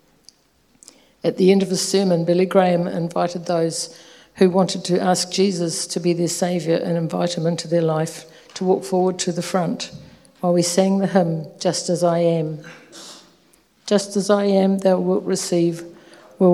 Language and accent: English; Nelson, New Zealand; also born or lived in Whanganui; I was born in Whanganui, the birthplace of my father, and my mother's roots are in Nelson. Our family moved there when I was 4 years old, and I spent my childhood and teenage years there.